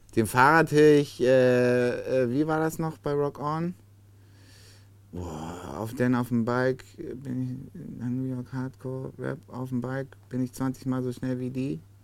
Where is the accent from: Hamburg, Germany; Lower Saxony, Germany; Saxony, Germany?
Hamburg, Germany; als Hamburger